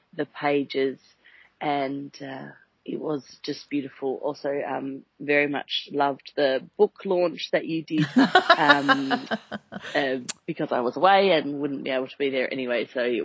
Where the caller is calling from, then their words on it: Singapore; I'm calling from Singapore.